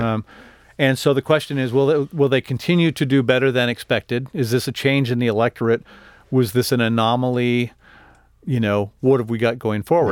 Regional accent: El Paso, Texas, United States; I'm from El Paso

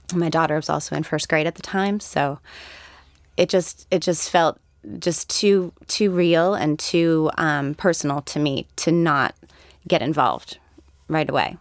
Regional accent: Connecticut, United States; moved away; I'm from Connecticut originally

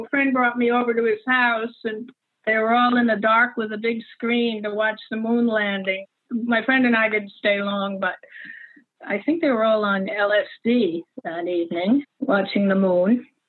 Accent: New York, United States; also born or lived in Paris; I was raised in New York and in Paris, so I didn't really know American men like that.

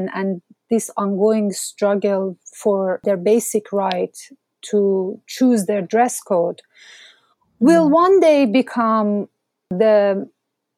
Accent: Mashhad, Razavi Khorasan, Iran; moved away; my hometown, Mashhad

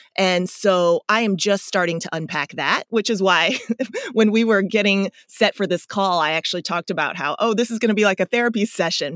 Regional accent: Chesterfield, Missouri, United States; moved away; also born or lived in South Korea; I grew up in the Midwest in uh, St. Louis, outside of St. Louis, West St. Louis County, Chesterfield.

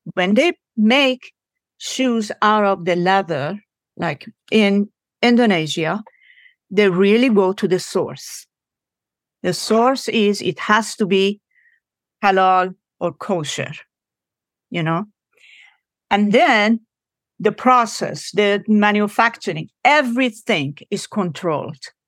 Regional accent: Iran; now in United States; I am from Iran.

